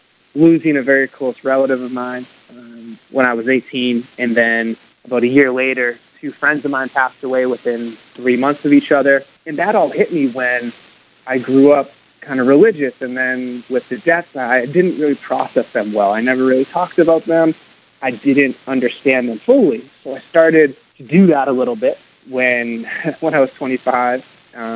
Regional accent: Canton, Massachusetts, United States; moved away as an adult; also born or lived in France / Providence, Rhode Island; now in Los Angeles, United States; I grew up in Boston, Massachusetts, just outside in a town called Canton

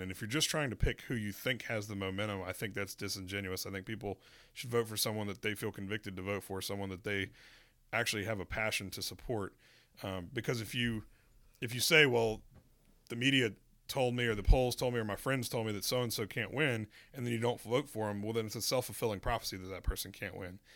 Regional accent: North Carolina, United States; born or raised there

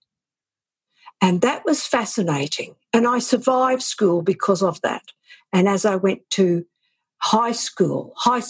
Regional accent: Southeast Queensland, Australia; I grew up in Southeast Queensland in Australia

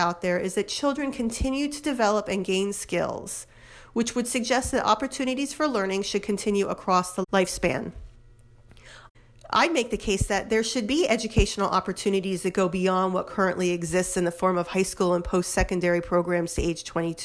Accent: New Jersey, United States; my home state of New Jersey

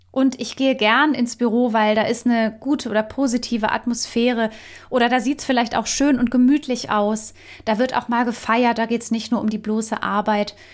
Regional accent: Germany; bei uns in Deutschland

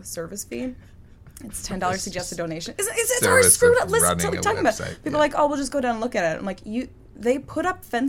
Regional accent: Massapequa, New York, United States; now in New York City, United States; I grew up on Long Island

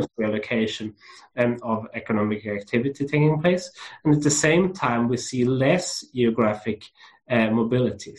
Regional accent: Lund, Skåne, Sweden; it's where I grew up in Sweden, and I grew up in a small university town called Lund

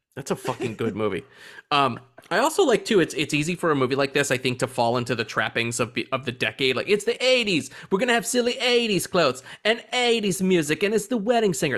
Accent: United States; I'm an American

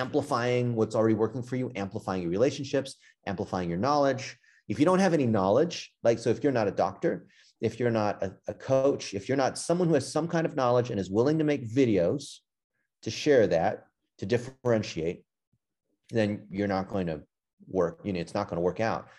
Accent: Los Angeles, California, United States; I grew up in L

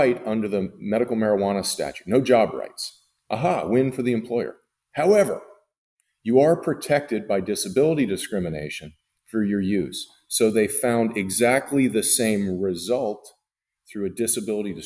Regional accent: Massachusetts, United States; Massachusetts, where I'm from

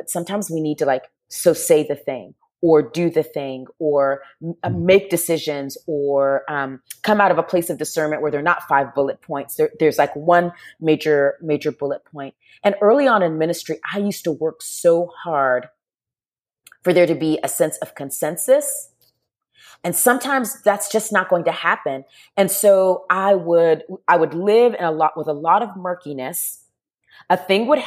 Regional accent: Charleston, South Carolina, United States; I grew up in the near Charleston, South Carolina

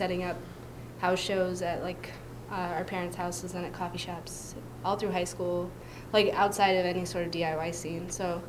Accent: Paw Paw, Michigan, United States; now in Philadelphia, United States; I was born in Michigan, in really rural Michigan, in 1985. So I grew up in a really small town called Pawpaw. It was basically a farm town.

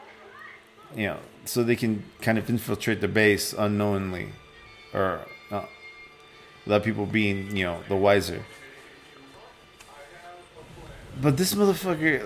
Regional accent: Chicago, Illinois, United States; Little Village is a little Mexican neighborhood that we grew up in here in Chicago

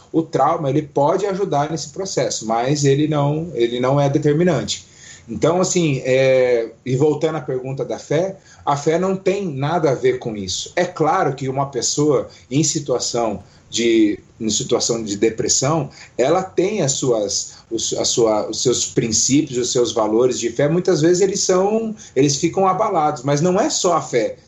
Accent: Foz do Iguaçu, Paraná, Brazil; moved away as an adult; now in Curitiba, Brazil; sou de Foz do Iguaçu, mas moro aqui em Curitiba há oito anos já

